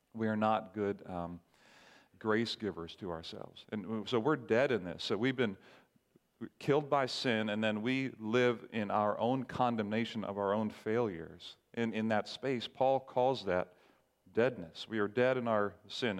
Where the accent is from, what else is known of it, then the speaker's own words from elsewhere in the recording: Barbados; moved away; I grew up in the Caribbean island called Barbados